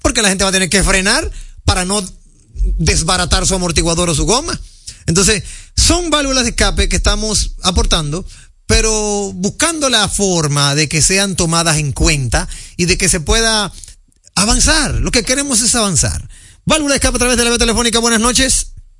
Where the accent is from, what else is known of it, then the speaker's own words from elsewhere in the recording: Dominican Republic; nosotros los dominicanos